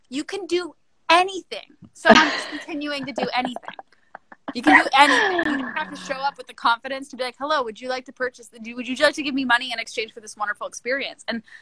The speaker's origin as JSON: {"language": "English", "country": "Canada", "moved": "yes", "said": "I'm Canadian"}